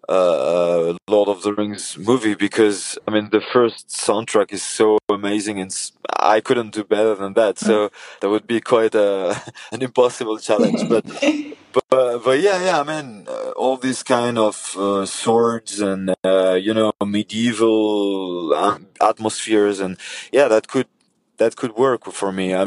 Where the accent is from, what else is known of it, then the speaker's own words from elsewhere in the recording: Paris, Île-de-France, France; now in south of France, France; I was born in Paris. Nowadays, I live in the south of France